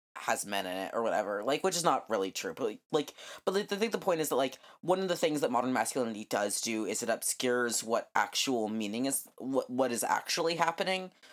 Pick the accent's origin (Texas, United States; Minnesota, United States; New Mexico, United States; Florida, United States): New Mexico, United States; I grew up in New Mexico